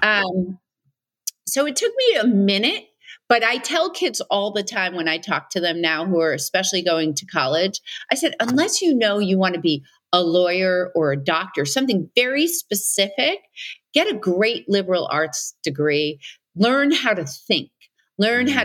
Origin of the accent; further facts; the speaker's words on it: New York City, New York, United States; I grew up on Staten Island.